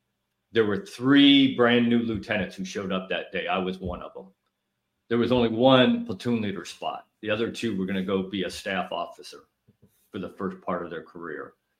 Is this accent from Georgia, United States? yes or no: no; Illinois, United States; Northern Illinois.